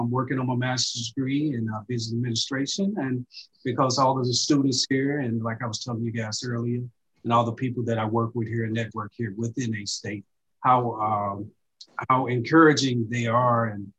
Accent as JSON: {"language": "English", "town": "Jonesboro", "region": "Arkansas", "country": "United States", "tie": "born or raised there", "moved": "as an adult", "said": "I went through the Jonesboro Public School System."}